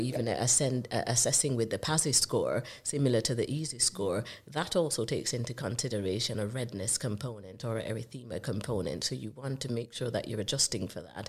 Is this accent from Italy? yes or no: no; Jamaica; accent: Jamaican; now in United Kingdom; I'm from the Caribbean. Uh, you might recognize the accent as being from Jamaica.